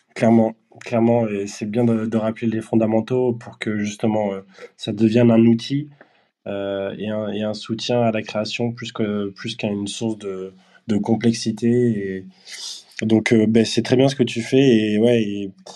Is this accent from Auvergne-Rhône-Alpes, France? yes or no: no; Bordeaux, Nouvelle-Aquitaine, France; je suis aussi de Bordeaux